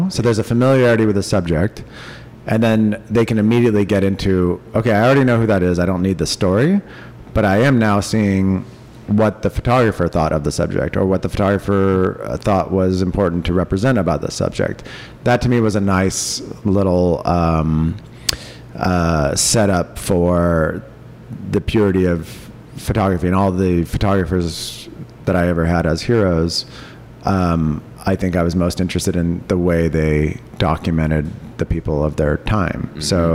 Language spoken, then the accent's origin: English; Cupertino, California, United States; I grew up in Cupertino